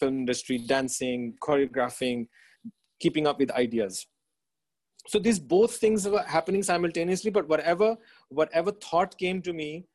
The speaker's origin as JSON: {"language": "English", "country": "Australia", "tie": "born or raised there", "also_born_or_lived": "Dera Ismail Khan, Pakistan / Punjab, Pakistan", "moved": "as an adult", "lives_now": "Karachi, Pakistan", "said": "I was born in Dera Ismail Khan, which is a small town up north. Oh, it's actually a small city up north of Pakistan, and. From Dera Ismail Khan, as we were kids, we moved to Punjab and spent a little bit of my childhood here up until the age of about 8, 9. And then we migrated to Australia. That's where I went to school."}